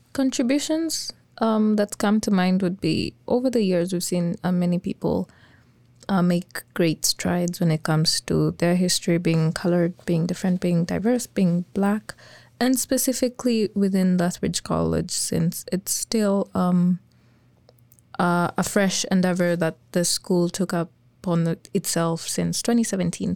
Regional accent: Kenya; moved away as an adult; now in Lethbridge, Canada; I'm an international student as well from Kenya.

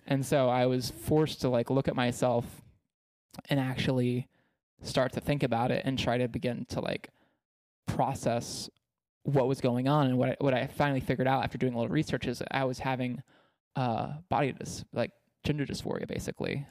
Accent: East Texas, United States; I grew up in East Texas where it's super conservative, and super religious

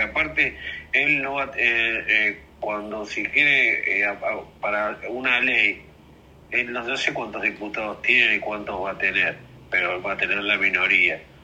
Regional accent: Lanús, Buenos Aires Province, Argentina; De Lanús, de Lanús Este

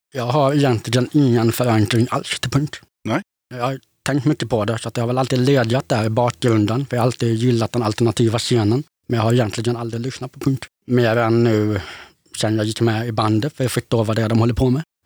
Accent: Gothenburg, Västra Götaland, Sweden; moved away as an adult; now in Örebro, Sweden; född och uppväxt i Göteborg, men jag lämnade stan för 16 år sedan

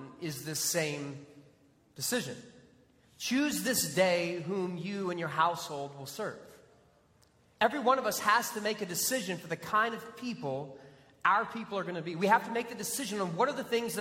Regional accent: Texas, United States; also born or lived in Florida; being a Texan

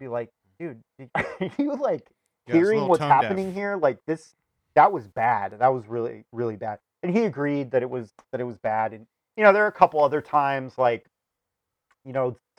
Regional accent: Sierra Madre, California, United States; moved away; also born or lived in Chicago; the church that we grew up in California, mm-hmm, Sierra Madre Congregational

